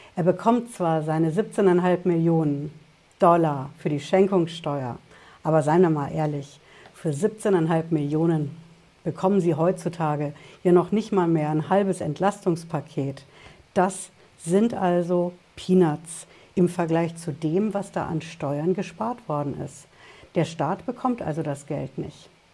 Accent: Germany; bei uns in Deutschland

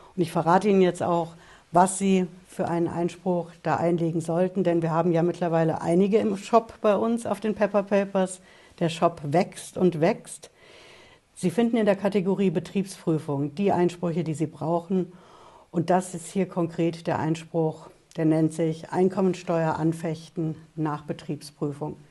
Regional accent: Germany; bei uns in Deutschland

